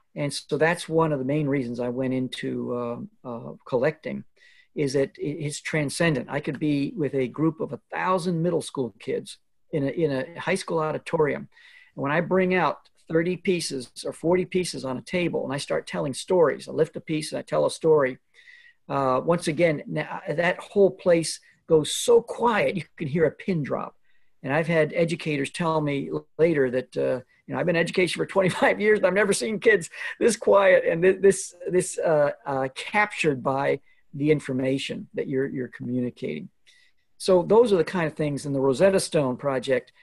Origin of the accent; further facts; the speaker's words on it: Alberta, Canada; moved away; I grew up in Alberta, Canada